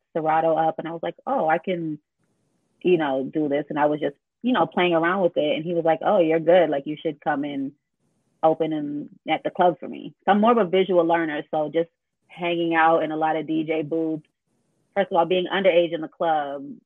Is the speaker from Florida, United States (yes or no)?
yes; Orlando, Florida, United States; I was raised mostly in Orlando